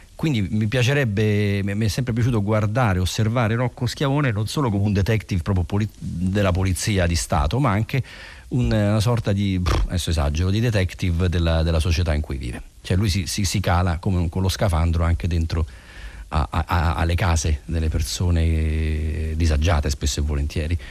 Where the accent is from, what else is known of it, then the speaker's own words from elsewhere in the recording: Rome, Lazio, Italy; noi che siamo romani